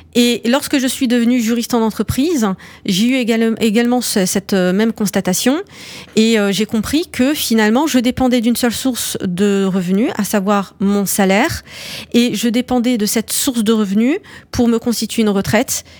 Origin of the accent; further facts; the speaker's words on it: France; mes parents ils sont arrivés dans les années 70. Euh, C'était la vague d'immigration euh, marocaine euh, et euh, pour le coup, je suis née en France